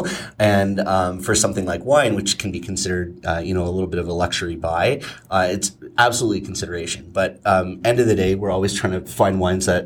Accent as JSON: {"language": "English", "region": "Ontario", "country": "Canada", "moved": "yes", "said": "I'm originally from Ontario"}